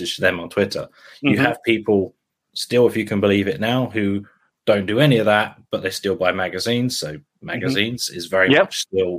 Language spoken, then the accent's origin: English; St Albans, East of England, United Kingdom; moved away as an adult; now in Norwich, United Kingdom; I was originally from a town called St. Albans